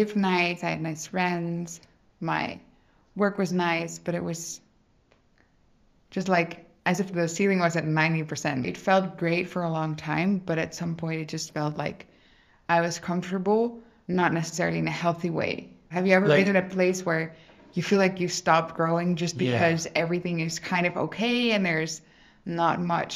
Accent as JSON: {"language": "English", "country": "Netherlands", "said": "I'm from the Netherlands"}